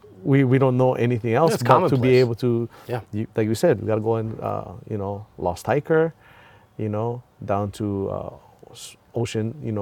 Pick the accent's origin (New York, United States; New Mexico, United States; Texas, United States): New York, United States; I'm from New York. You don't see a surfboard on the engines.